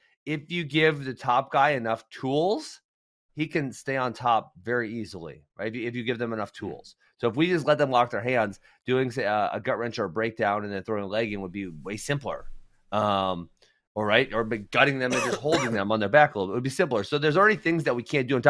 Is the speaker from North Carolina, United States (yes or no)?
no; Wisconsin, United States; since we're from Wisconsin